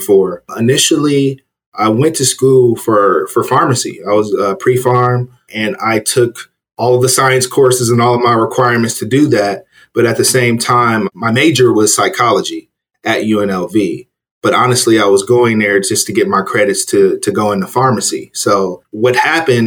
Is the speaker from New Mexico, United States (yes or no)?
no; Los Angeles, California, United States; moved away as an adult; now in Las Vegas, United States; I'm originally from Los Angeles, Crenshaw District area of Los Angeles